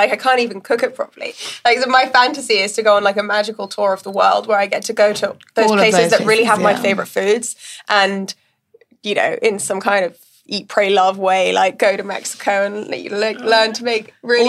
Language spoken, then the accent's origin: English; India; also born or lived in Middle East; Like I grew up in India and in the Middle East, and I will choose Indian food or, you know, or Vietnamese or Lebanese or anything any day.